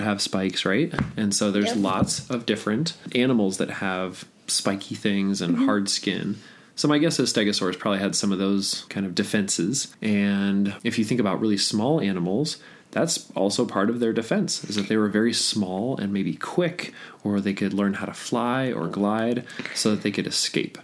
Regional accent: Golden, Colorado, United States; I grew up in Golden, Colorado, which is very, very close to Dinosaur Ridge

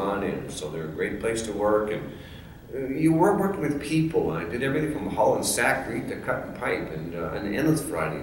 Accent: Fridley, Minnesota, United States; I was born in Fridley. We were born in the milk house behind Uncle George's farmhouse in Fridley, right on the edge of Moore Lake

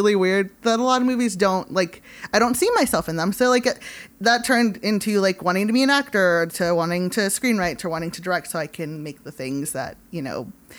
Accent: Hawthorne, California, United States; I grew up in like Hawthorne. I grew up in like the South Bay

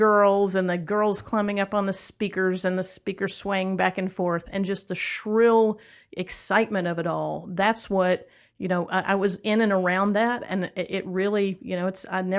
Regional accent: Atlanta, Georgia, United States; I'll tell you, there are a couple of good stories about growing up in Atlanta. One of my first memories of Atlanta was that my mom went to apply for a job at Alex Cooley's Electric Ballroom.

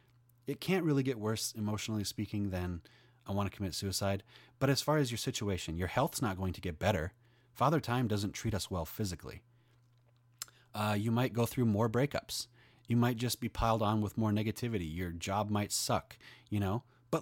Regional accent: Denmark; I'm 30. I'm from Denmark.

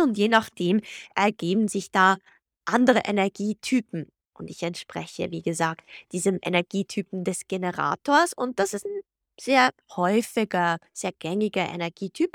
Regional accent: Switzerland; moved away as an adult; also born or lived in Zug, Switzerland / Guadalajara, Mexico / Florence, Italy / Geneva, Switzerland; Ich bin in Zug und Zürich aus aufgewachsen

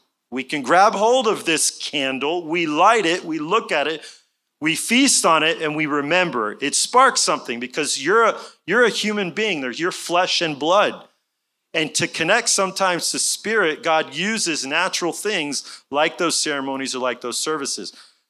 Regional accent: Jerusalem, Jerusalem District, Israel; moved away as an adult; also born or lived in Tulsa, United States; now in Texas, United States; My parents were missionaries in Israel for many years, so I had the pleasure of growing up in Jerusalem and in around Jerusalem from age 5 to 18. I graduated Hebrew Public School when I was 18. I moved to Tulsa, Oklahoma

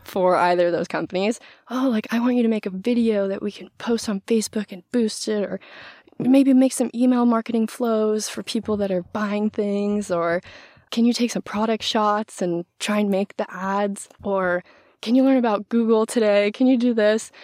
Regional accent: Maui, Hawaii, United States; moved away as an adult; now in Seattle, United States; also grew up and was born and raised on Maui

